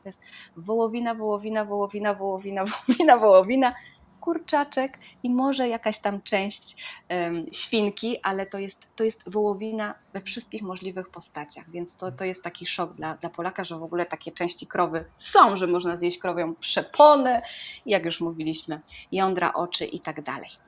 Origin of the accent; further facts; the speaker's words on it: Poland; moved away as an adult; now in Uruguay; jestem z Polski